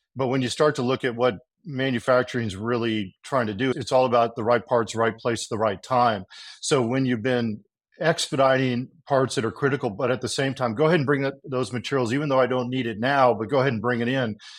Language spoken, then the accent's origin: English; Texas, United States; also born or lived in California; I was born in California, but then grew up in Texas